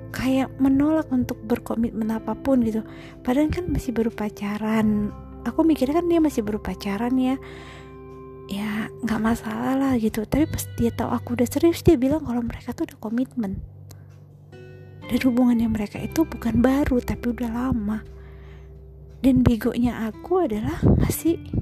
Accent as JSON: {"language": "Indonesian", "town": "Medan", "region": "North Sumatra", "country": "Indonesia", "tie": "born or raised there", "accent": "Medan", "said": "Aku asli Sumatera Utara. Orang bilang sih Medan. Uh, kalau sering dengar aku ngomong, mungkin juga lama-lama, lama kelamaan ya, logat Medannya pasti kelihatan lah."}